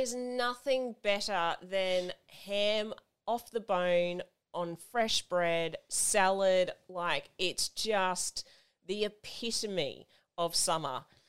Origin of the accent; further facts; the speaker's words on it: Australia; I clearly was born here in Australia